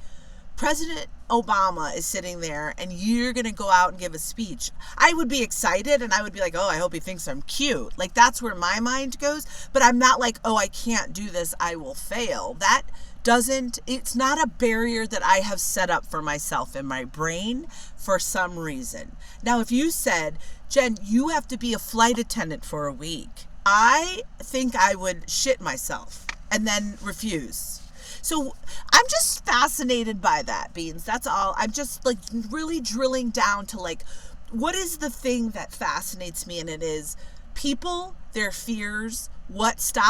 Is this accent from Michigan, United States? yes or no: no; California, United States; back in my home state of California